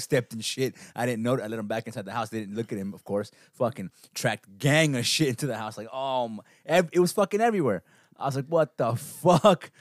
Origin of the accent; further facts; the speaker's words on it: Los Angeles, California, United States; We're from the Valley too, so, you know, we're not Valley Girls